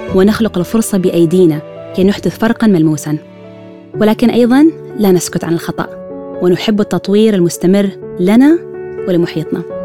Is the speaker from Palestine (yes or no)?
no; Oman; من سلطنة عمان